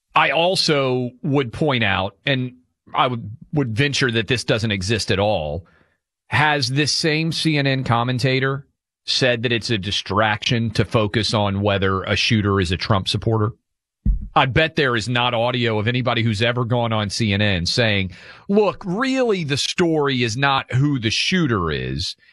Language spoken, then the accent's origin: English; Tennessee, United States; in my home state of Tennessee